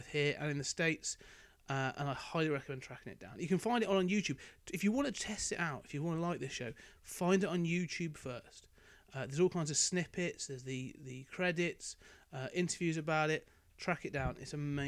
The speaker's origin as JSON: {"language": "English", "country": "United Kingdom", "said": "being a Brit"}